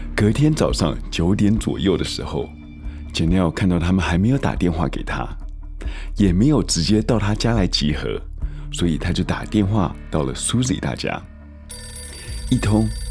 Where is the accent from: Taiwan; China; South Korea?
Taiwan; moved away as an adult; now in United States; 毕竟台湾其实也是我的家乡